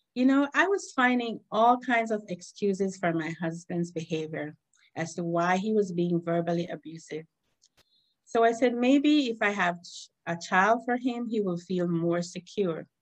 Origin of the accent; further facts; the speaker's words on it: Esperanza, Cayo District, Belize; moved away as an adult; now in New York, United States; I was born and bred in Esperanza Village, like you said, from Belize.